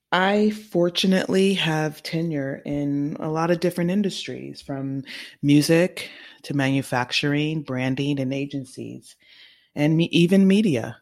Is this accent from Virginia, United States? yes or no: no; California, United States; now in New York, United States; California, my home state